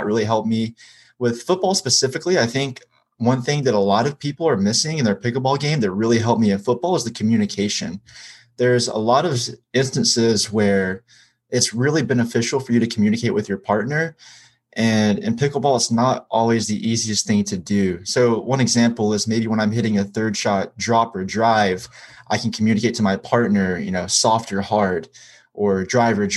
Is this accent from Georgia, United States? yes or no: yes; Hiawassee, Georgia, United States; I'm from Hiawassee, Georgia